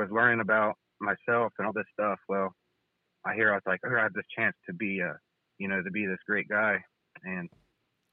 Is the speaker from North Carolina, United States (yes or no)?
no; Ohio, United States; moved away as an adult; now in Indiana, United States; I'm from Ohio